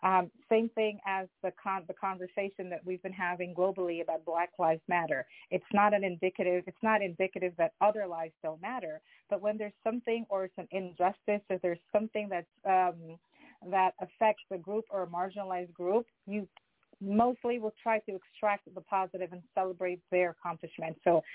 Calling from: Westchester, New York, United States; I'm calling from Westchester.

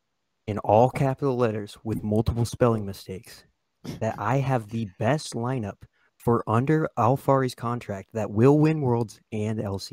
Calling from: Nebraska, United States; Calling from the middle state, Nebraska, man.

